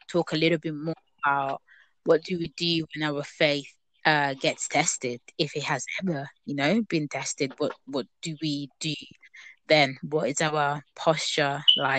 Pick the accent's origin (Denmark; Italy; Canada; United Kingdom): Italy; moved away; growing up in Italy for most of my life, really, I used to go to a Catholic church